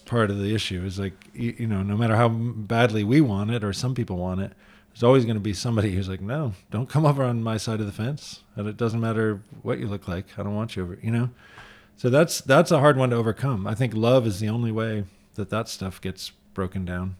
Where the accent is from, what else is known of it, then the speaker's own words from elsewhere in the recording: Michigan, United States; now in San Francisco, United States; I grew up in Michigan where diversity was more apparent